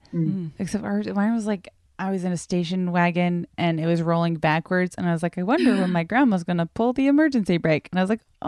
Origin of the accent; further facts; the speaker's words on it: Massachusetts, United States; I'm from Massachusetts and went to college there. And I was so excited to move to Boston